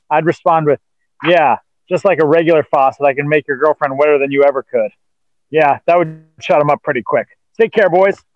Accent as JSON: {"language": "English", "town": "Anaheim", "region": "California", "country": "United States", "tie": "born or raised there", "said": "I grew up in Anaheim, and people always wanted to put an accent on it uh, so it rhymed with Jose."}